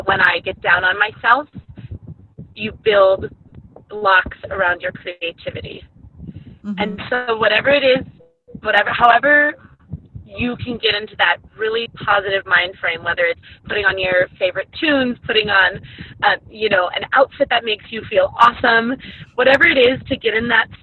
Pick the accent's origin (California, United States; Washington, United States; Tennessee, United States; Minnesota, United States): Minnesota, United States; I'll be headed back to Minnesota to do some more trips in my home state